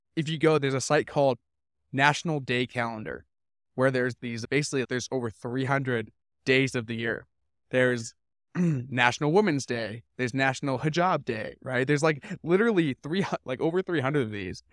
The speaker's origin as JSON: {"language": "English", "town": "Vancouver", "region": "British Columbia", "country": "Canada", "tie": "born or raised there", "said": "I grew up in Vancouver. I spent twenty-four years there."}